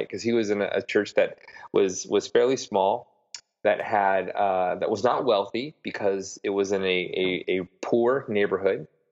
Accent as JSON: {"language": "English", "town": "Broadview", "region": "Illinois", "country": "United States", "tie": "born or raised there", "also_born_or_lived": "Oklahoma City, Oklahoma / Michigan", "moved": "as an adult", "lives_now": "New York, United States", "said": "I am from uh, Broadview, Illinois, which is a small suburb right right on the border of the great Midwestern city of Chicago."}